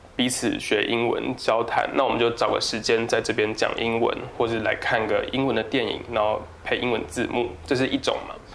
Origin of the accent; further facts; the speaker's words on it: southern Taiwan, Taiwan; moved away; also born or lived in Tamsui; 我是南部人